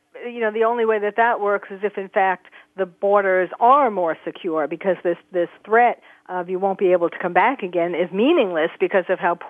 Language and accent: English; New York, United States; now in California, United States; the state that I live in, California, isn't one of them. New York, my hometown, isn't one of them.